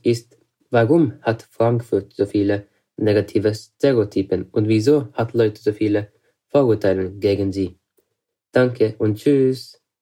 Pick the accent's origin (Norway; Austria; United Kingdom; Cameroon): Norway; ich komme aus Norwegen. Naja, meine Eltern kommen tatsächlich aus Äthiopien, aber ich und meine zwei Brüder sind hier aufgewachsen